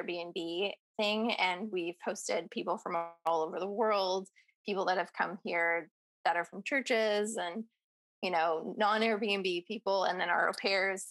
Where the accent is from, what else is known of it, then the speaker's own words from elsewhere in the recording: Bay Area, California, United States; growing up in the Bay Area